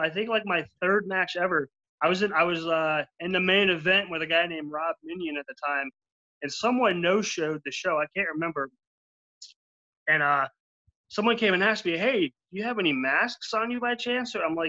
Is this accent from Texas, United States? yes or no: no; Florida, United States; I'm from Florida